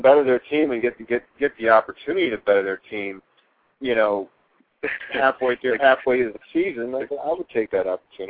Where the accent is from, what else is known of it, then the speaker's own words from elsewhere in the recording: Cleveland, Ohio, United States; now in Florida, United States; I'm from Cleveland.